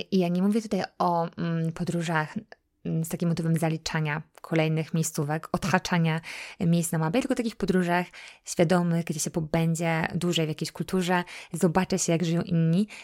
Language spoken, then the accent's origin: Polish; Poland; now in United States; jesteśmy Polakami, że jesteśmy z Europy